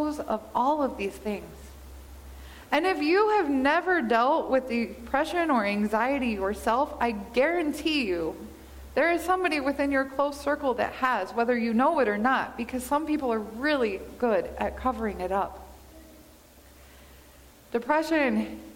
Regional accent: Kansas, United States; now in Montana, United States; Growing up in Kansas, we have shorter winters or shorter days during the winter

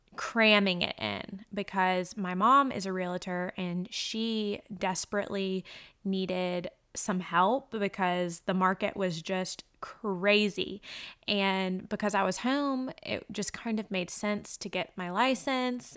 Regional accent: Macon, Georgia, United States; moved away as an adult; also born or lived in New Zealand; now in North Carolina, United States; we were living in my hometown of Macon, Georgia

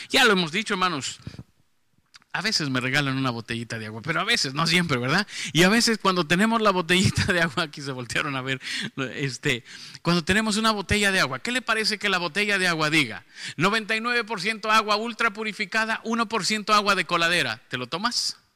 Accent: Mexico City, Mexico; accent: norteño; now in Monterrey, Mexico; no, no, soy chilango, pero ya parezco de acá.

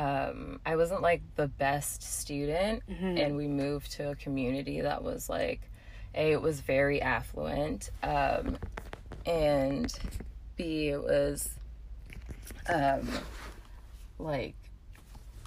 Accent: New England, United States; born or raised there; also born or lived in Cape Town, South Africa / New Hampshire; now in Seattle, United States

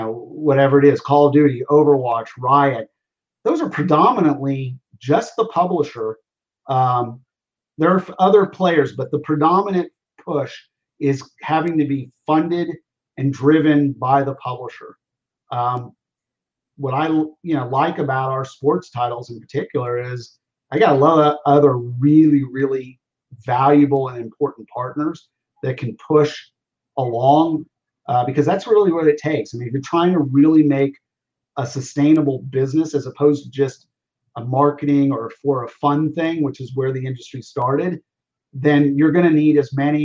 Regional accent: Oklahoma, United States; I grew up in Oklahoma, University of Oklahoma football.

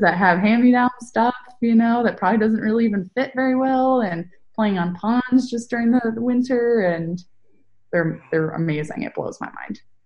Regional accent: Northern California, United States; I'm from Northern California.

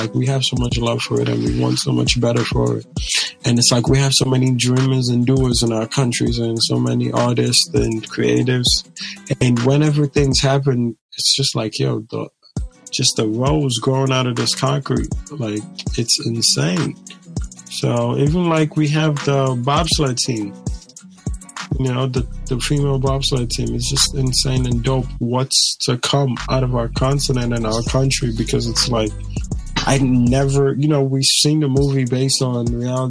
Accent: Nigeria; Like, being Nigerian, like, I love, like, being Nigerian. I swear to God, I tell God all the time, I don't even believe in reincarnation, but if it is real, bring me back as a Nigerian. Like, I love being Nigerian.

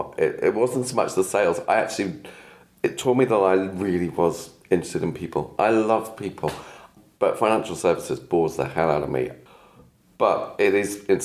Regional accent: Cornwall, South West England, United Kingdom; moved away as an adult; also born or lived in London; And the reason I ended up in Cornwall, where I am from, I was born here. I am from Cornwall.

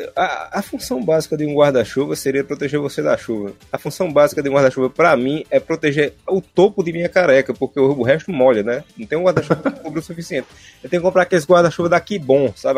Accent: Northeast, Northeast Brazil, Brazil; aqui no Nordeste a gente tem os cavaleiros

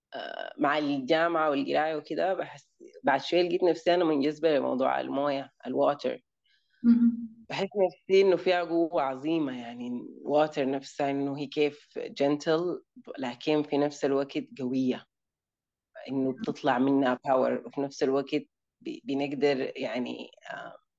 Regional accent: Sudan; moved away; also born or lived in United Arab Emirates / Germany; انا من السودان آه, عشت حياتي يعني اتولدت في الامارات لكن عشت نص حياتي في الس... يعني في السودان

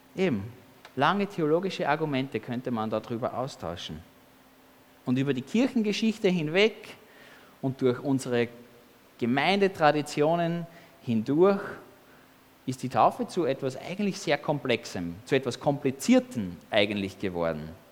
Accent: Austria; als Kind in Österreich, als Baby.

